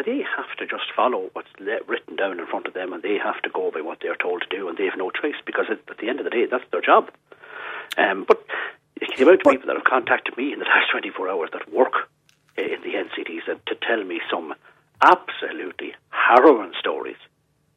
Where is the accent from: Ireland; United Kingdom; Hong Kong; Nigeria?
Ireland; Cavan, Ulster; I'm from Cavan